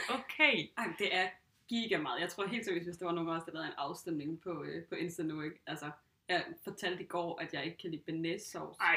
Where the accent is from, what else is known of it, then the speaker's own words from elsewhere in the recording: Southern Jutland, Southern Denmark, Denmark; Jeg er sønderjyde, så jeg er jo vokset op med det.